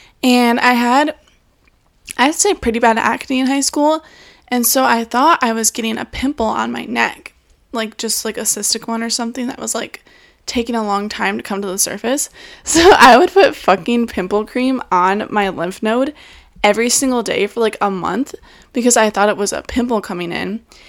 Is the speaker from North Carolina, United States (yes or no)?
no; Michigan, United States; I'm from Michigan